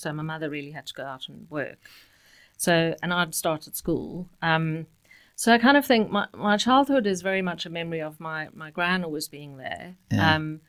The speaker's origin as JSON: {"language": "English", "town": "Cape Town", "region": "Western Cape", "country": "South Africa", "tie": "born or raised there", "said": "brought up and grew up in Cape Town. One of the most beautiful places in the world."}